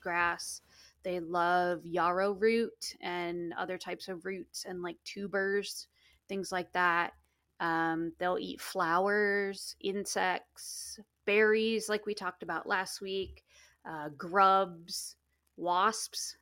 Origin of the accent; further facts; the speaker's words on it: interior Alaska, United States; moved away; where I grew up in Alaska was the interior